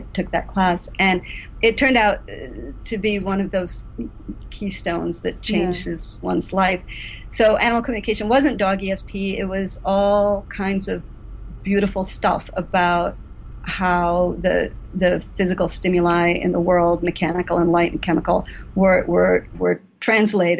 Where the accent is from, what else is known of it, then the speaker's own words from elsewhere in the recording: Henrietta, New York, United States; also born or lived in Rochester, New York; I was born in Rochester, New York. Actually, I grew up in the suburb, Henrietta